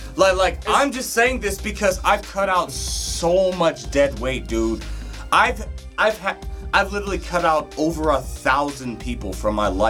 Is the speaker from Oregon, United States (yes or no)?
no; Detroit, Michigan, United States; born there; Like, so I have memories of when I was young and I was born in Detroit.